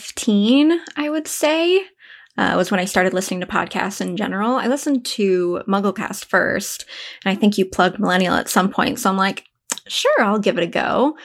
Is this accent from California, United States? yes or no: yes; San Diego, California, United States; So I am from San Diego.